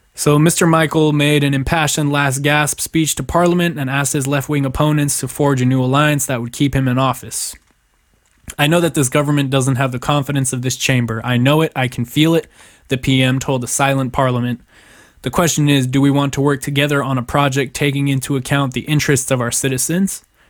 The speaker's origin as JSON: {"language": "English", "country": "Germany", "tie": "born or raised there", "moved": "yes", "lives_now": "United States", "said": "I was born in Germany"}